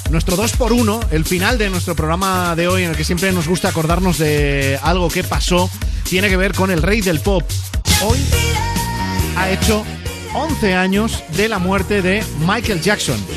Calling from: Zaragoza, Aragon, Spain; Hey, buenas Europa … de Zaragoza y lo mejor que me ha pasado hoy ha sido

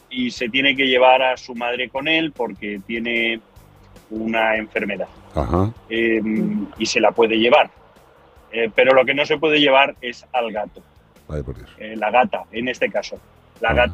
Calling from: Arizona, United States; el de Arizona, en los United States.

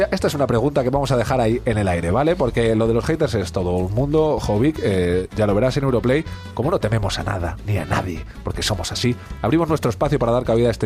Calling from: Alicante, Valencian Community, Spain; de Alicante.

